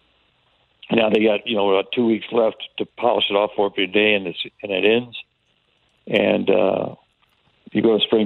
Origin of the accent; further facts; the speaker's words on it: Tampa, Florida, United States; moved away; When I was a kid, I grew up in Tampa